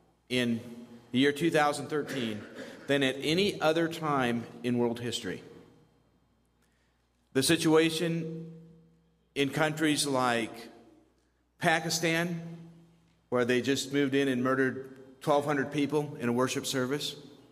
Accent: Colombia; my parents were missionaries, I grew up in Colombia. This is our 50th year of family ministry in Colombia.

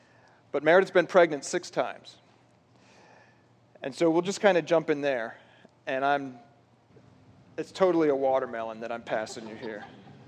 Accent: South Africa; my parents were missionaries. I grew up in South Africa, and I believed maybe God was calling me back there one day.

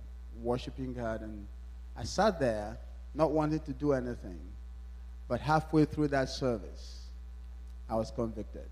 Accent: Nigeria; moved away; I was born in Nigeria

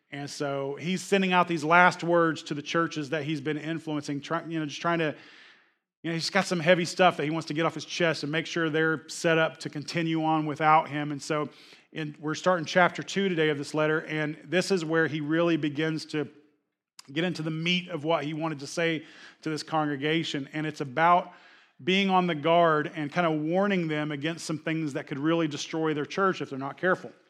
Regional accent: Oklahoma, United States; my attitude was like I came from Oklahoma. We have every type of weather and it changes every hour.

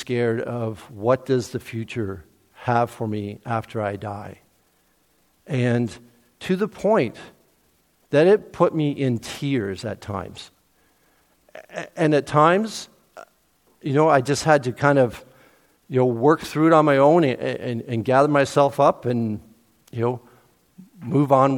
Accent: Cambridge-Brantford area, Ontario, Canada; now in Peterborough, Canada; I grew up in the Cambridge-Brantford area

